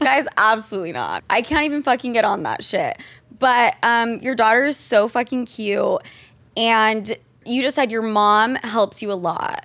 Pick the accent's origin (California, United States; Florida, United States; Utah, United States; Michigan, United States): Utah, United States; We are both from Utah.